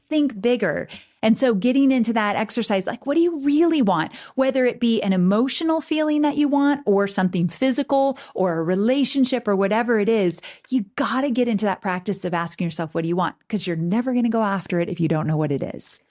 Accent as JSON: {"language": "English", "region": "Southern California", "country": "United States", "tie": "born or raised there", "moved": "as an adult", "lives_now": "Nashville, United States", "said": "I was born and raised in Southern California"}